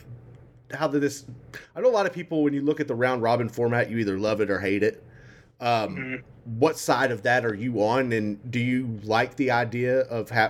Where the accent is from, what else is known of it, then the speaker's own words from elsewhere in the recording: Waco, Texas, United States; growing up in Waco, or around Waco